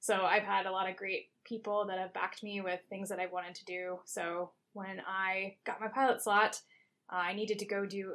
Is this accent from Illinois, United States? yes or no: no; Lancaster, Pennsylvania, United States; moved away as an adult; also born or lived in Delaware; I grew up in Lancaster, Pennsylvania, home of the Amish